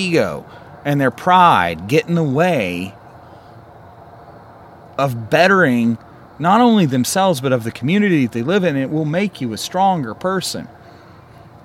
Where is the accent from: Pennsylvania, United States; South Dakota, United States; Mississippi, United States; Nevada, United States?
Mississippi, United States; Columbus; moved away as an adult; now in Utah, United States; I'm from Columbus. Okay, I was woken up when I was 5 years old living over in faculty housing to drive-bys